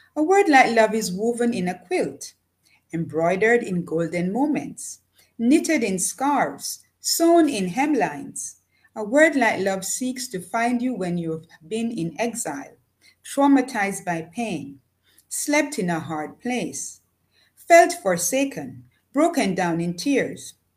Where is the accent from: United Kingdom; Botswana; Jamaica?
Jamaica; moved away as an adult; also born or lived in Japan; I was born in a small village in Jamaica. Um, I grew up with parents who were farmers